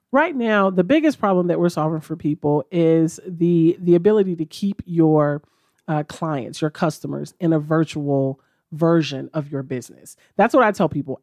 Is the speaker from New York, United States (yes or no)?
no; Memphis, Tennessee, United States; moved away as an adult; now in Chattanooga, United States; our home office is in Memphis. Like I said, that's my hometown